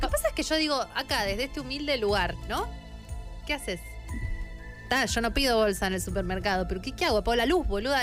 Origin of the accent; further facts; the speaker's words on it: San Martín de los Andes, Neuquén, Argentina; moved away; me vivía en San Martín